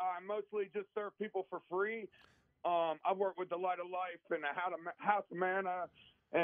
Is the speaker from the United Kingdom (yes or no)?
no; the South, United States; now in Pittsburgh, United States; I'm from the South